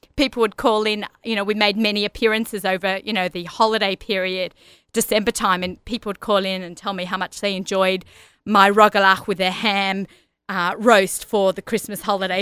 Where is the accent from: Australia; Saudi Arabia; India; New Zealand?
Australia; Sydney, New South Wales; accent: Australian; moved away as an adult; also born or lived in Lower East Side, New York; now in Woodmere, United States; I grew up in Australia